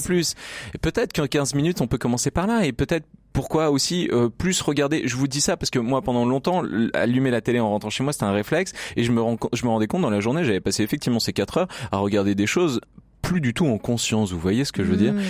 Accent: Grenoble, Auvergne-Rhône-Alpes, France; je suis grenoblois

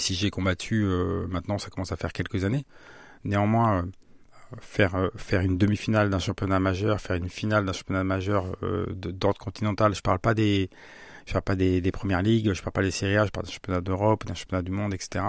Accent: Saint-Jean-de-la-Ruelle, Centre-Val de Loire, France; also born or lived in Strasbourg; J'ai grandi à Saint-Jean-d'Aruel dans le quartier des Chaises.

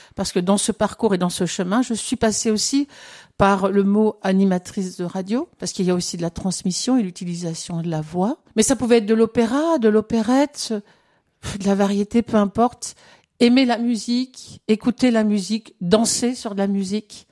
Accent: France; je suis née en France, mais j'ai cette culture aussi de d'immigrés

